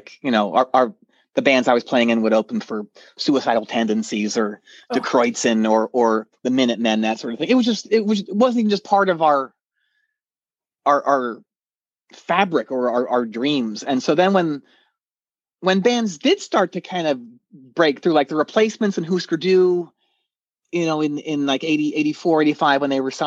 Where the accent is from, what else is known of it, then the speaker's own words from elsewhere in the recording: outside Philadelphia, Pennsylvania, United States; I grew up outside of Philly. So, like in the Mennonite farmland.